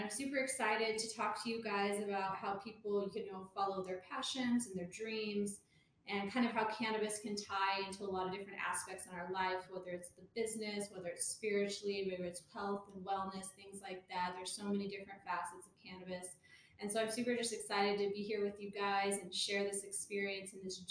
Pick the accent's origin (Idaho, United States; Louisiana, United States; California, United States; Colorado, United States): Colorado, United States; Pueblo; also born or lived in Washington, D.C.; But I'm from Pueblo. I'm also a Colorado native